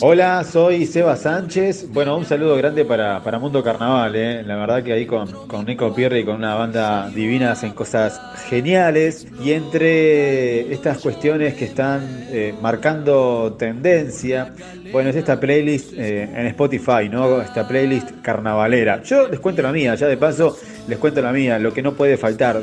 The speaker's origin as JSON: {"language": "Spanish", "region": "Montevideo", "country": "Uruguay", "said": "Soy de Montevideo puro"}